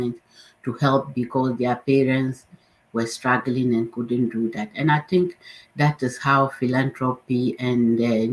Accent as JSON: {"language": "English", "region": "northern Ghana", "country": "Ghana", "tie": "born or raised there", "said": "I grew up in the northern part of Ghana"}